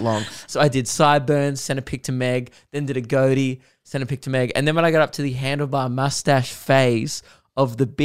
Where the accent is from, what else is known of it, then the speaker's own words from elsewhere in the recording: Australia; I'm Australian